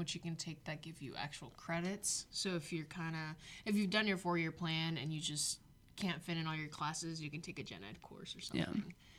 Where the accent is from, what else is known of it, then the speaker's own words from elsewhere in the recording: Mexico; Both of my parents are Hispanic. Yeah, so I was raised in Mexico.